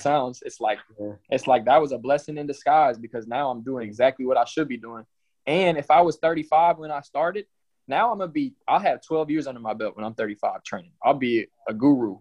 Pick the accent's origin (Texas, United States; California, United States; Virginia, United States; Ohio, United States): Texas, United States; College Station; I'm from College Station. I moved here in sixth grade.